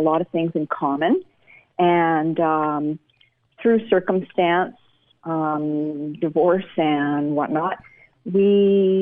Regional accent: suburb of Vancouver, British Columbia, Canada; moved away as an adult; now in United States; I grew up in a suburb of Vancouver, British Columbia, Canada.

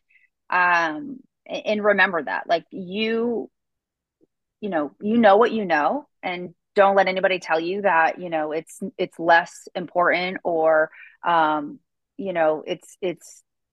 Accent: East Coast, United States; now in the South, United States; I grew up on the East Coaster side

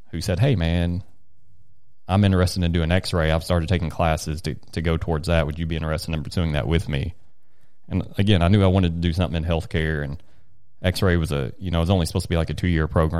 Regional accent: Bowling Green, Kentucky, United States; also born or lived in Horse Cave, Kentucky; Bowling Green, born and raised. Hometown boy.

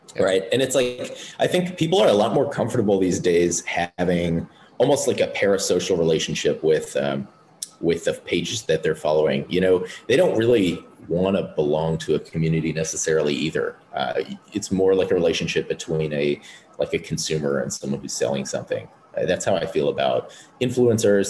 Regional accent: Wisconsin, United States; I'm from Wisconsin, so there's not really much fashion related stuff there

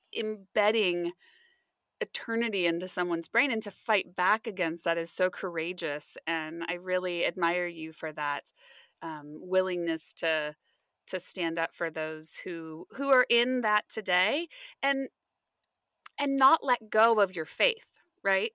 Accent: West Coast, United States; I grew up on the West Coast my whole life

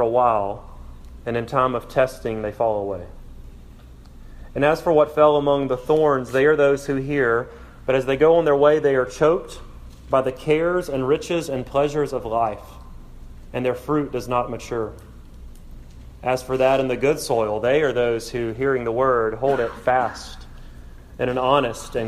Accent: South Alabama, United States; I'm from South Alabama

